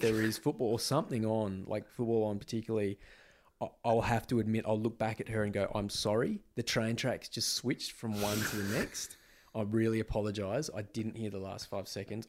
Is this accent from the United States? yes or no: no; Western Australia, Australia; moved away as an adult; I'd always lived in W A up until about those sort of two thousand five, two thousand six Yeah, I'm, I moved away from Western Australia in two thousand five